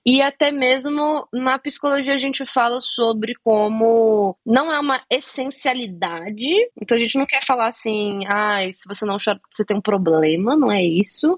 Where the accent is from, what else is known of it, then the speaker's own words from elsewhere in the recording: Brasília, Federal District, Brazil; eu sou de Brasília